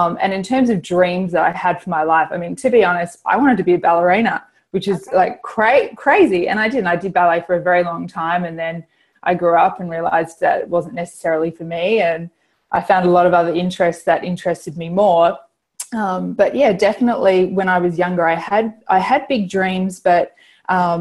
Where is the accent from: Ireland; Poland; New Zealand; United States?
New Zealand; I grew up in New Zealand